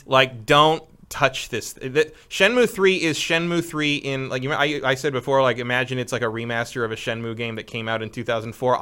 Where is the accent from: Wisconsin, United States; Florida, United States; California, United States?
California, United States; Northern; I grew up in Northern California